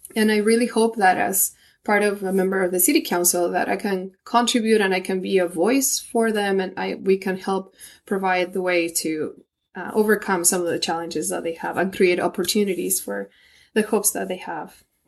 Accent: Argentina; now in Springville, United States; originally, I am from Argentina.

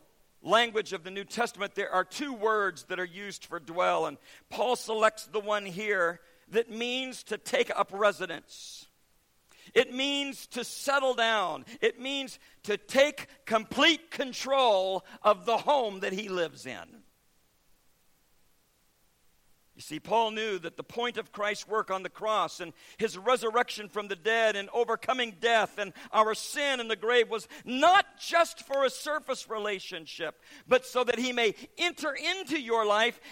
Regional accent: United States; recognized me as American

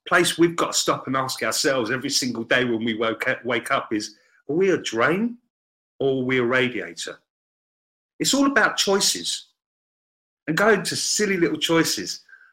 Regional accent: England, United Kingdom; Being an Englishman

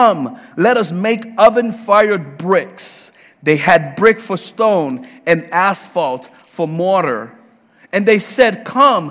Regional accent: New York City, New York, United States; also born or lived in Puerto Rico / Georgia; now in Leesburg, United States; I was born and raised in the Bronx in New York

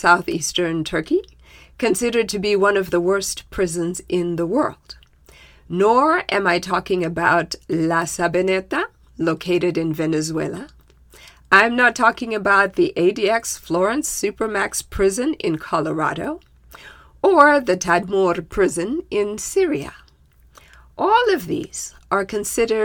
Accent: Zimbabwe; My home country of Zimbabwe

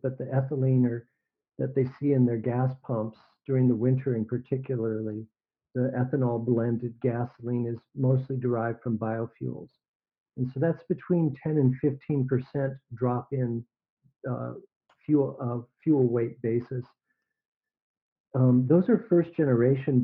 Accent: Arizona, United States; moved away; also born or lived in Mississippi / Texas / North Dakota / California; I grew up in Arizona

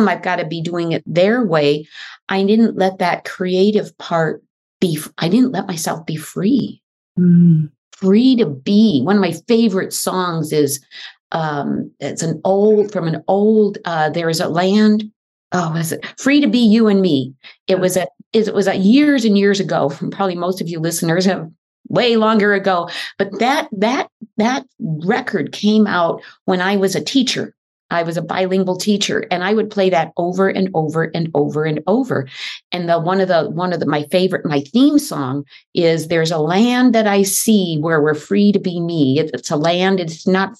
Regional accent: Midwest, United States; moved away as an adult; also born or lived in Mexico; now in California, United States; I grew up in the Midwest

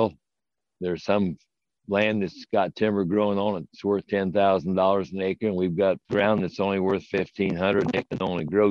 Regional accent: Lafayette, Indiana, United States; I grew up here in Lafayette

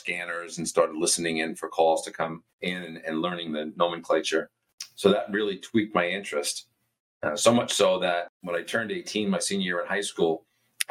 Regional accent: Westbury, New York, United States; also born or lived in Huntington, New York; I grew up on Long Island, about 10 miles east of Queens, the New York City border, in a town called Westbury.

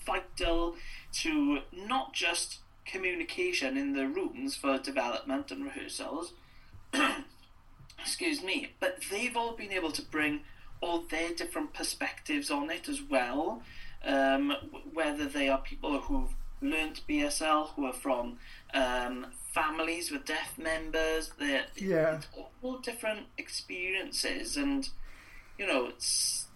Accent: Wales, United Kingdom; moved away; that experience of being Welsh and being Welsh outside Wales

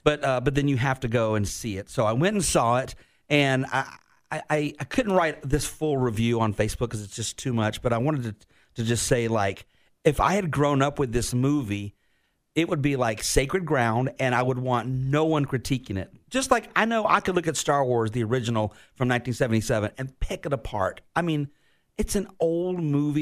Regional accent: Florida, United States; also born or lived in Virginia; getting back home to Florida. Like, I was heartbroken that I had to move out of my home state

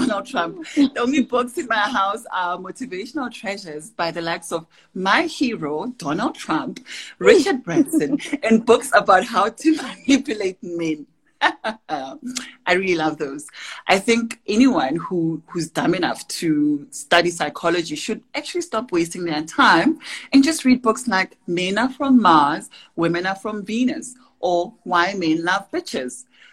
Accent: Tembisa, Gauteng, South Africa; I grew up in Tembisa in the East Rand

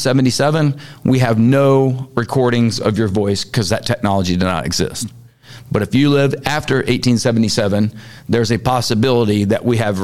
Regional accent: Hialeah, Florida, United States; I was born in Hialeah, Florida

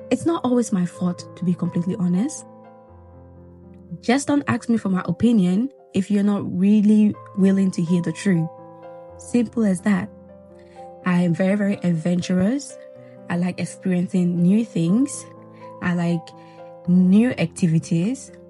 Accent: Guinea; I was born in Guinea, Zelikole. For those of you that don't know, Majority of people think I was born in Ghana or Nigeria. No, I'm a Guinea babe, okay?

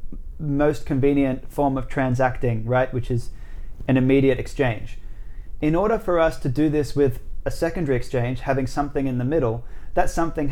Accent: Australia; 호주 사람. I'm Australian

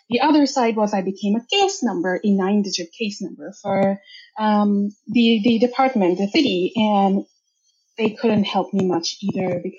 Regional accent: India; moved away as an adult; also born or lived in United States; now in Canada; And I grew up in India. That's where I'm from. I'm a first generation immigrant from there. I moved about six years ago to States and from States to Canada.

